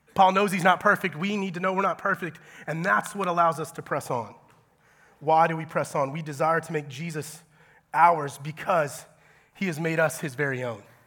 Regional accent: Georgia, United States; moved away as an adult; I'm from Georgia

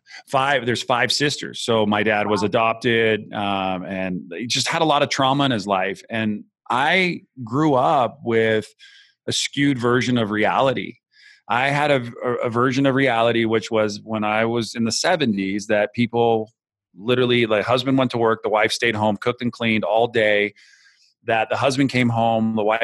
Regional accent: Santa Cruz, California, United States; I grew up in California. I'm from the Bay Area. I'm from a small town called Santa Cruz

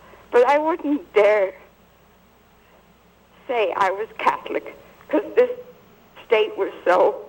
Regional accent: Liverpool, North West England, United Kingdom; moved away as an adult; now in United States; I'm from Liverpool, England.

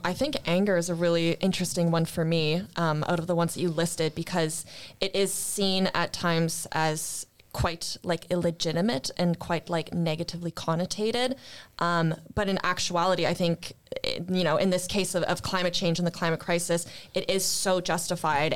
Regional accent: Gatineau, Quebec, Canada; moved away as an adult; now in Sweden; am from Canada, um, a very small town called Gatineau, um, which is close to Ottawa

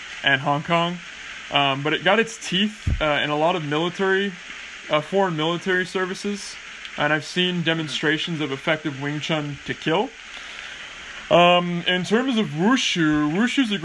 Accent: California, United States; now in England; when I moved to England and they found out I was from California

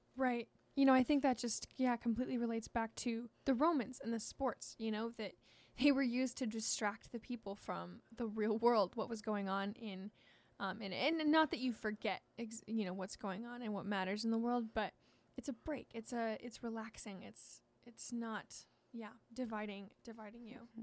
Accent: Washington, United States; I'm from Washington

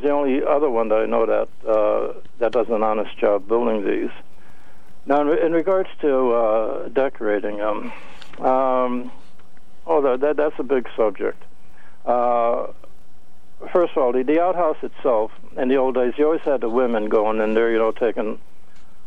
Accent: Hartford, Connecticut, United States; I was raised in the South End of Hartford

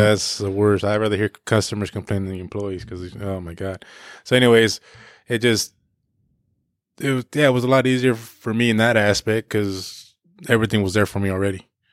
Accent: Paso Robles, California, United States; poor Mexican growing up in Paso

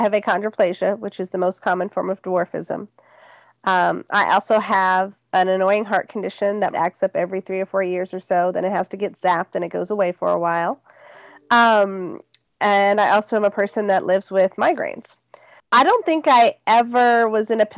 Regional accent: Bay Area, California, United States; I grew up in the Bay Area

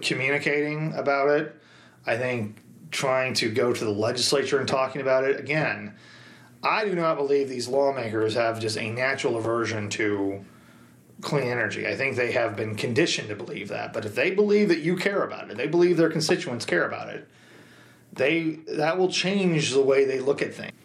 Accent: Marshfield, Missouri, United States; my hometown of Marshfield

